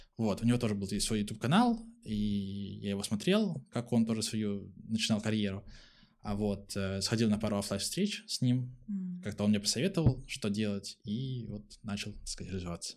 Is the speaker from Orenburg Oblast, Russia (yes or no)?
no; Pskov, Pskov Oblast, Russia; now in Saint Petersburg, Russia; А сам я родом не из Санкт-Петербурга, из маленького городка, Псков называется